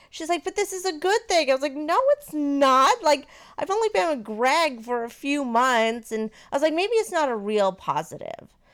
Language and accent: English; Maine, United States; now in Florida, United States; I am from Maine, and Maine is a little bit more liberal, and I grew up with not one, but two gay uncles